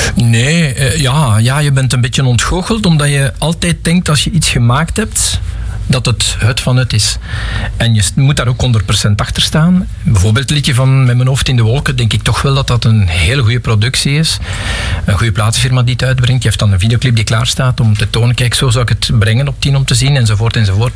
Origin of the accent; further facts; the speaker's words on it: Pajottenland, Flanders, Belgium; also born or lived in Geraardsbergen / Galmaarden / Forest, Brussels; now in Lot, Belgium; Dus ik ben iemand die uit Pajotland komt. Ik ben geboren in Gerardsbergen in 65. En ik heb toen nog eh, tot mijn 4, 5 jaar in Galmaarden gewoond